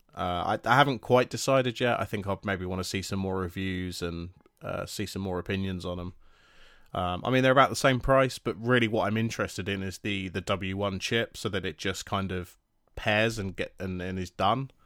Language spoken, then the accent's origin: English; United Kingdom; we're British